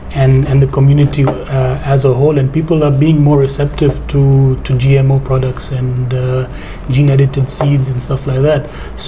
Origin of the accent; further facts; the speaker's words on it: Zambia; growing up in Zambia